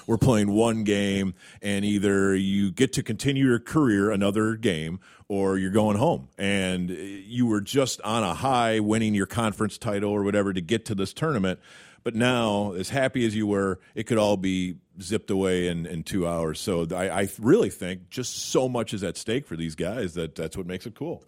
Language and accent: English; Madison, Wisconsin, United States; I cleaned their arena as a kid. uh, Wisconsin. I'm from Madison.